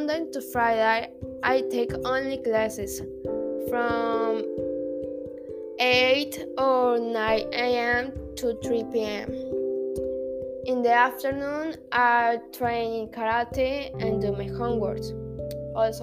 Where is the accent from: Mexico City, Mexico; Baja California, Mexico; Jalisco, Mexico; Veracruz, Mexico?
Veracruz, Mexico; also born or lived in Cardinal City; I was born in January 31st in Veracruz, but I actually live in Cardinal City.